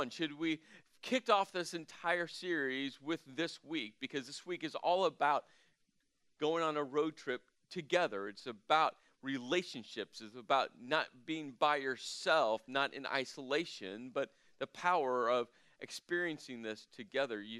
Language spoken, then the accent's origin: English; Midwest, United States; not too spicy. I am from the Midwest.